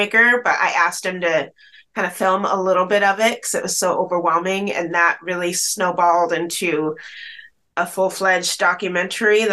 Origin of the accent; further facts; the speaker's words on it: Bellingham, Washington, United States; also born or lived in Chattanooga, Tennessee; adopted across the country to Washington State, where I grew up in this beautiful, idyllic small town of Bellingham, Washington